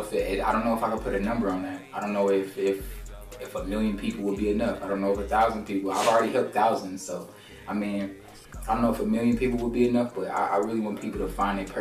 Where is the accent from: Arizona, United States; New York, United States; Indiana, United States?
Indiana, United States; Indianapolis; I'm from Indianapolis, Indiana, man. Small city, full of hate, not too much love in the city, man, where I'm from